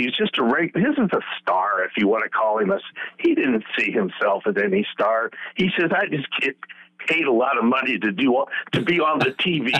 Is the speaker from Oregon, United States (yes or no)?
yes; Hood River, Oregon, United States; my hometown of Hood River